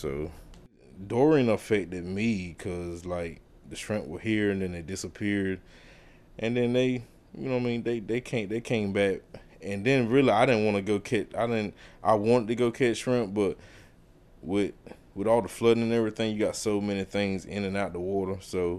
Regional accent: South River, Merrimon, North Carolina, United States; I'm 41 years old. I'm from South River, Merriman. I'm a commercial fisherman

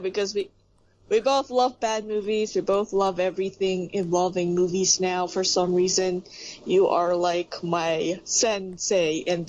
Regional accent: Philippines; I'm actually from the Philippines

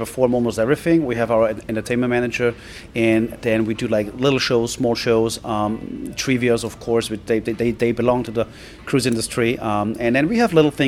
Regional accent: Austria; moved away; I'm originating from Austria

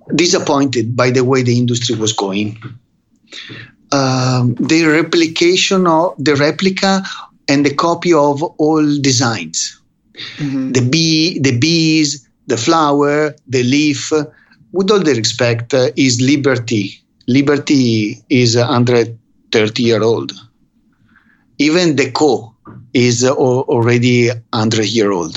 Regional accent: Verona, Veneto, Italy; English is a second language; now in Vicenza, Italy; I was raised in Verona during the crisis of the 70s

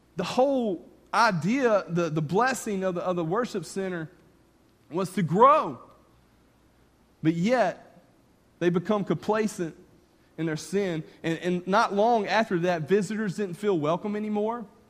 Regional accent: north of Clinton, Louisiana, Mississippi, United States; I grew up on the Mississippi Louisiana state line just north of Baton Rouge, north of Clinton, Louisiana. But I lived on the Mississippi side

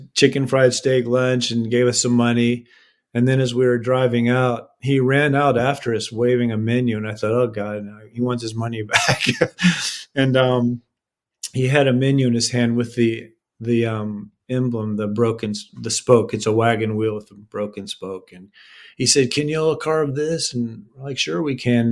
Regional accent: East Coast, United States; also born or lived in Austin, Texas; now in Savannah, United States; I'm from the East Coast

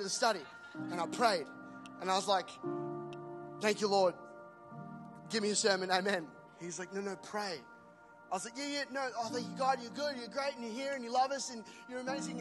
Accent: Australia; as an Aussie

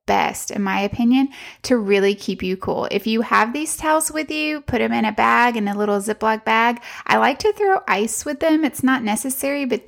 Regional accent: Texas, United States; we're from Texas, where we are used to the heat. It is really, really hot where we live in Central Texas

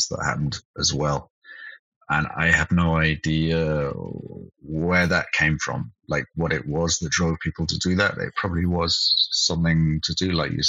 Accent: United Kingdom; moved away as an adult; also born or lived in Cologne, Germany; now in Berlin, Germany; I'm British, but I moved to Germany in 2001.

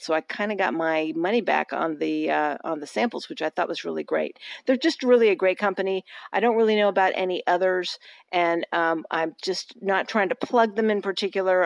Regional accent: Austin, Texas, United States; my hometown of Austin

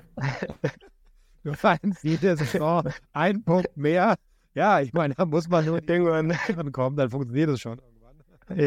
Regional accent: Berlin, Germany; ich bin ja Berliner

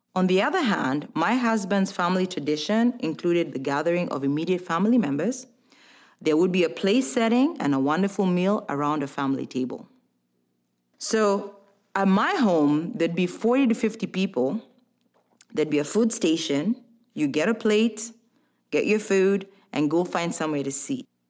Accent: Kenya; now in United States; Growing up in Kenya, Christmas was a time of family get-togethers

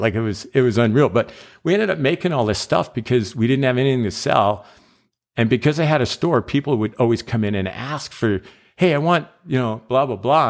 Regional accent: Calgary, Alberta, Canada; I'm from Calgary

